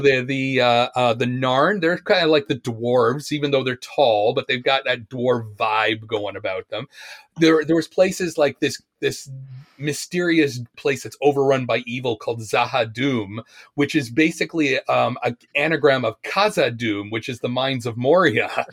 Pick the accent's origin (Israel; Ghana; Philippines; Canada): Canada; Oshawa, Ontario; moved away as an adult; also born or lived in Japan / England; I was born in Oshawa, Oshawa, Ontario